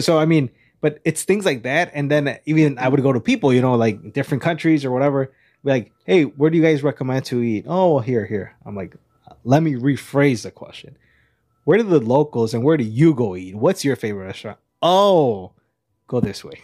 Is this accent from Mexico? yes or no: yes; Mexico; we're from Mexico